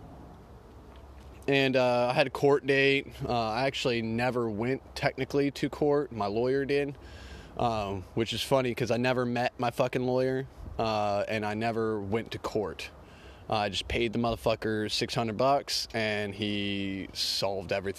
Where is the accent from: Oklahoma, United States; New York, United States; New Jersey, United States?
Oklahoma, United States; I'm from Oklahoma.